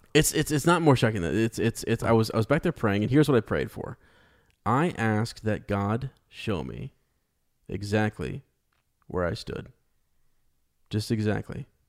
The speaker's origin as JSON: {"language": "English", "region": "Ohio", "country": "United States", "said": "we're from the Shire of America in, in, in Ohio"}